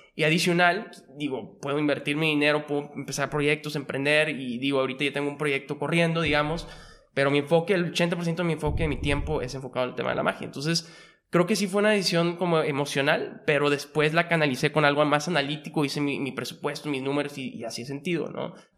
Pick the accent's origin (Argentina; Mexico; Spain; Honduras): Mexico; Monterrey, Nuevo León; born or raised there; also born or lived in Mexico City